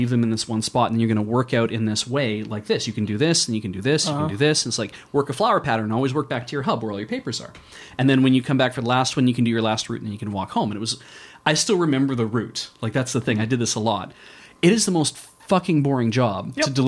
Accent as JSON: {"language": "English", "town": "Medicine Hat", "region": "Alberta", "country": "Canada", "tie": "born or raised there", "said": "I grew up in Medicine Hat"}